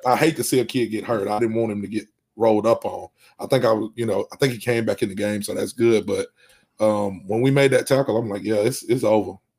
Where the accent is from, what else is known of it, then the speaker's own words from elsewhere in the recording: Alabama, United States; I'm from Alabama